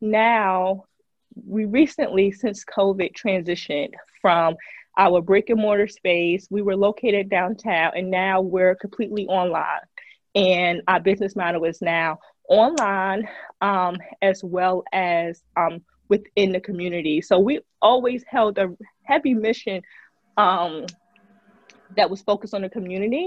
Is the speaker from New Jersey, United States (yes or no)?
yes; New Jersey, United States; moved away as an adult; now in Memphis, United States; I'm originally from Jersey, and I moved to Memphis.